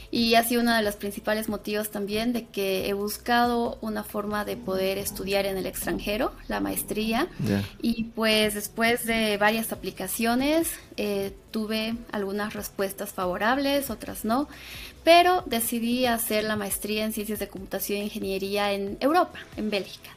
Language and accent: Spanish; Sucre, Chuquisaca, Bolivia; moved away as an adult; also born or lived in Cochabamba, Bolivia; yo soy de Sucre, Bolivia